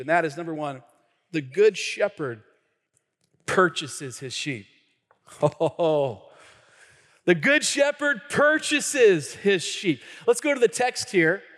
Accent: Tacoma, Washington, United States; I grew up in the city part of Pierce County, like Hilltop, right? Like North End

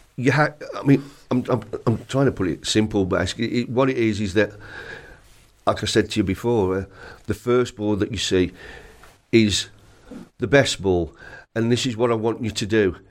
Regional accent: Carrick, West Midlands, United Kingdom; I was born in Carrick, which is only about twelve, twelve mile away

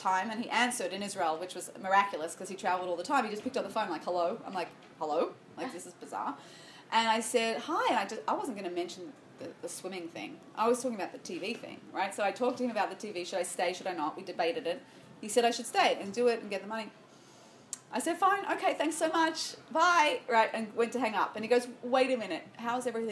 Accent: Sydney, New South Wales, Australia; I grew up in Sydney, Australia

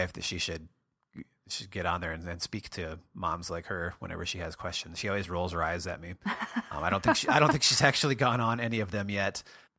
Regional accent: Minnesota, United States; I grew up in Western Minnesota, and it was quite a drive there.

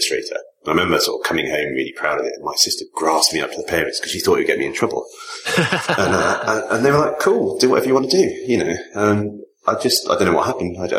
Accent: Leamington Spa, West Midlands, United Kingdom; I grew up in Leamington, same town as John Hicks

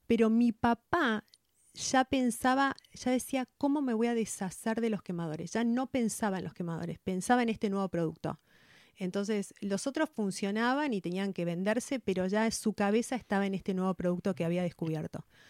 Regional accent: Venado Tuerto, Santa Fe, Argentina; nací en Venado Tuerto, en provincia de Santa Fe. Eh, vivíamos en el campo, mi mamá, mi papá y mi hermano. Eh, estudié en un colegio del Estado

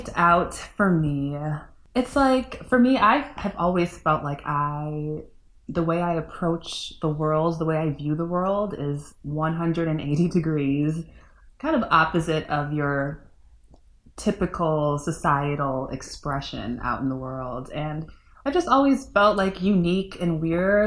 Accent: Northwest suburbs of Chicago, Illinois, United States; also born or lived in Upper Peninsula of Michigan / Trinidad and Tobago; now in Chicago, United States; I grew up in the Northwest suburbs and kind of a foreigner in the city of Chicago.

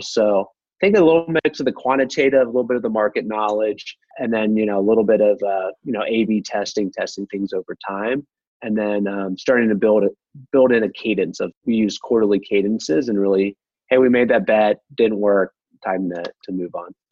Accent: Midwest, United States; I'm from the Midwest

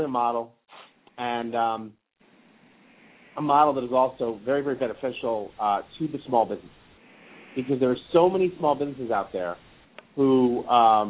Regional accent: New York, United States; I was from New York

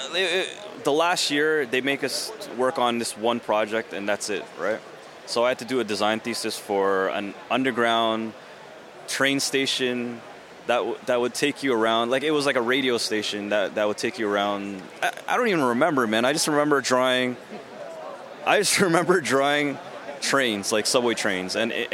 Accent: Toronto, Ontario, Canada; I'm from Canada

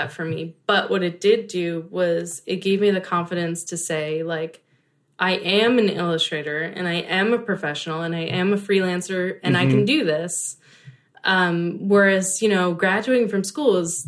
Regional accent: Philadelphia, Pennsylvania, United States; moved away; suburb outside of Philadelphia

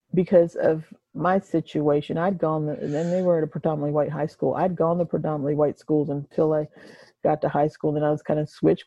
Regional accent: United States; now in Nashville, United States; I've been in Nashville for 26 years, and um, I'm originally from Delaware, the eastern shore of Maryland

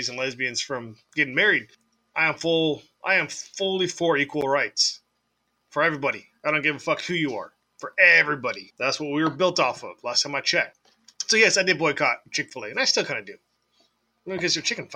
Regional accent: San Diego, California, United States; I'm from San Diego

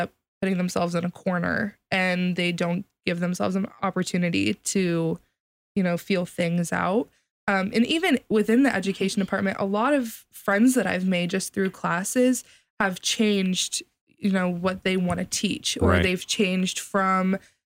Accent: Columbus, Ohio, United States; I'm from the Columbus area

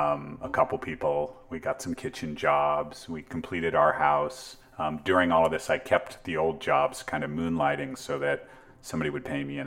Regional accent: Palo Alto, California, United States; In Palo Alto.

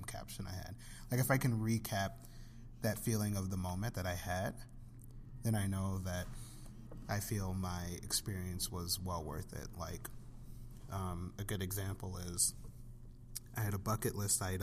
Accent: Joliet, Illinois, United States; I'm from Joliet, and it's a suburb outside of Chicago. And, you know, it's where I was born and raised.

